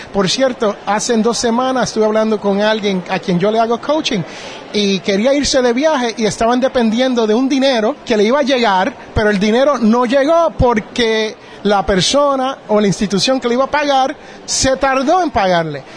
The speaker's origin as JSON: {"language": "Spanish", "town": "Jersey City", "region": "New Jersey", "country": "United States", "moved": "yes", "said": "yo originalmente soy de Jersey City, New Jersey"}